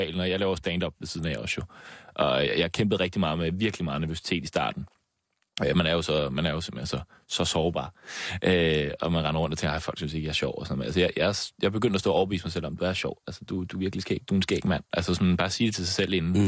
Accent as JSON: {"language": "Danish", "town": "Slagelse", "region": "Zealand", "country": "Denmark", "tie": "born or raised there", "said": "jeg er født og opvokset i Slagelse"}